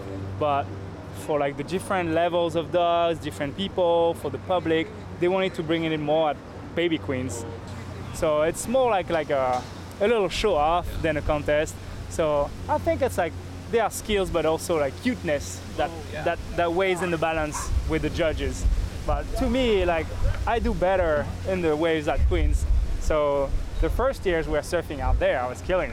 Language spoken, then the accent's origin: English; France; moved away as an adult; now in Hawaii, United States; I was born in Hawaii, but I grew up in France